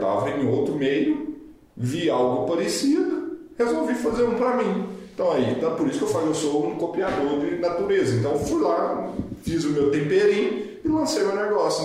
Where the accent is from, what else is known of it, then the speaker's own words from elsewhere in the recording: Brazil; eu sou extremamente patriotista, sou brasileiro, tenho muito orgulho de ser brasileiro